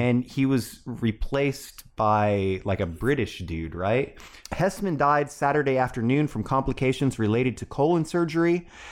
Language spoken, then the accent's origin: English; Silverton, Oregon, United States; Silverton, Oregon, my hometown